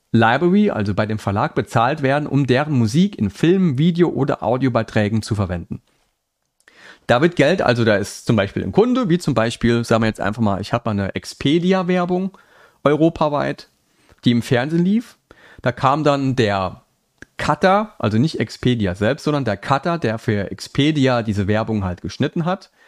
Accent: Saarland, Germany; now in Rhineland-Palatinate, Germany; Also ich komme aus dem Saarland, ähm, wohne jetzt in Rheinland-Pfalz

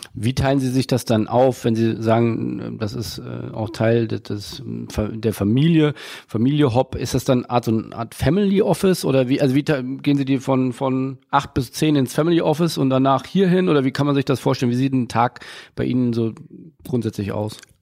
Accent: Hamburg, Germany; Ich komme äh, aus Hamburg

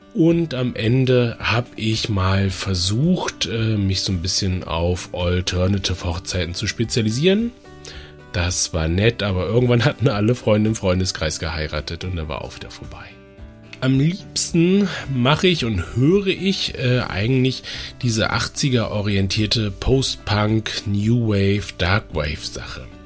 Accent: Bremen, Germany; also born or lived in Dresden / Hamburg; Bremen ist im Grunde ja so meine Heimat

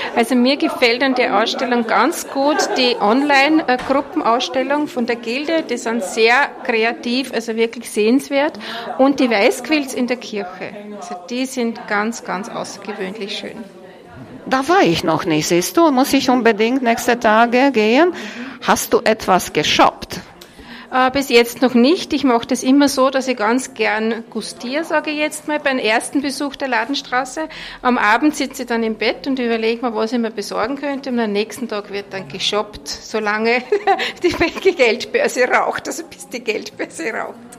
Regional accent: Vorarlberg, Austria; Ich komme aus Vorarlberg

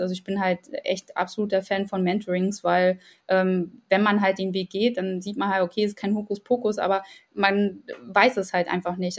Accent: Ukraine; now in Germany; ich selbst komme aus der Ukraine

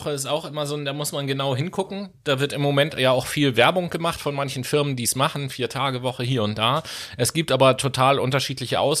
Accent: Horn-Bad Meinberg, North Rhine-Westphalia, Germany; moved away; an Hornbach-Meinberg. an die City, wo ich herkomme, das ist das Dorf.

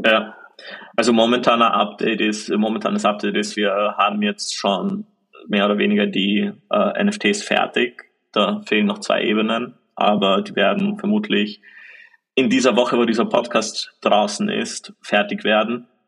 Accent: Austria; bei uns in Österreich

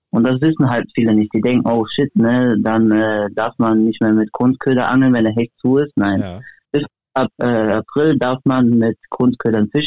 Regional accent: Germany; weil bei uns in Deutschland zum Beispiel sind die Barsche ganzjährig offen

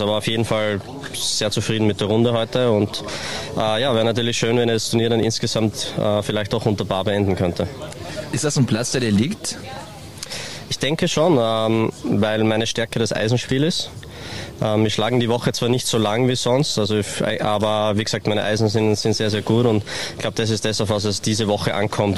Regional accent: Austria; Als Österreicher

